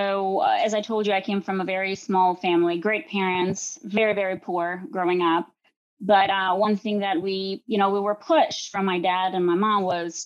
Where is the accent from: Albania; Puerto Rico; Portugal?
Albania; Korçë, Korçë County; now in United States; I came from a very small family, very, very poor, actually, in a very small town called Korcha, and it's right on the mountains. So hiking and biking was one of our, well, they were both our main activities growing up.